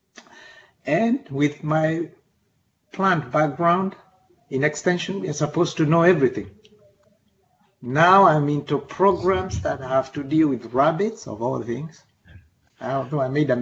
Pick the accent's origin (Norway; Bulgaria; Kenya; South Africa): Kenya; moved away as an adult; also born or lived in Nairobi, Kenya / Reading, United Kingdom / Missouri, United States; now in Kankakee County, United States; I'm a native of Kenya, and I came to this country 30 years ago